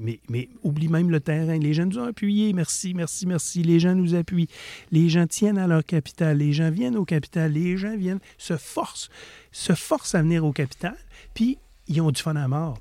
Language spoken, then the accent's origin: French; Quebec, Canada; On vient du Lac-Saint-Jean